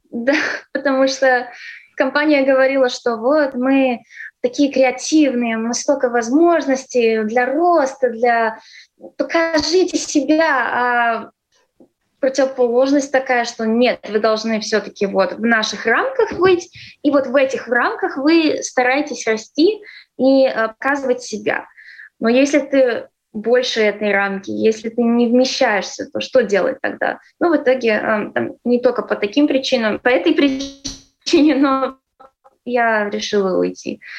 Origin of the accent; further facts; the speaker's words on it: Ireland; also born or lived in Latvia / California; Нет, я выросла в Ирландии. Но ну, я здесь родилась, и в 6 лет э, мы уехали.